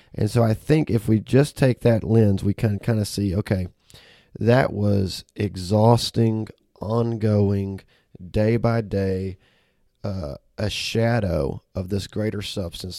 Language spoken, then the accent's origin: English; Auburn, Alabama, United States; now in Memphis, United States; I was born and raised in Auburn, Alabama